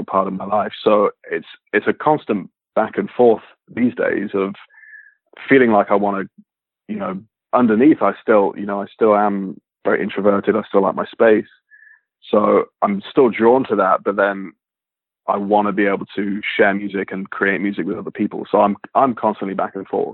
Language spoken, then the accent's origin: English; Leicestershire, East Midlands, United Kingdom; moved away as an adult; now in Los Angeles, United States; I grew up in Leicestershire in England